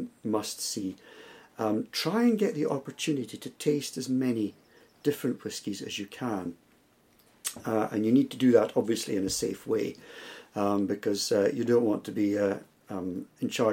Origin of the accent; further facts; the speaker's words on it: Scotland, United Kingdom; being Scottish